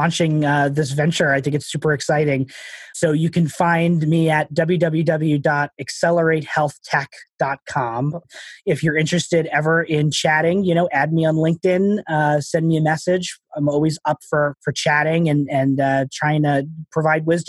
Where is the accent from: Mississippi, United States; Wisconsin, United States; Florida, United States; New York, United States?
New York, United States; Long Island; moved away as an adult; also born or lived in Houston, Texas / Boston, Massachusetts; now in Massachusetts, United States; I grew up on Long Island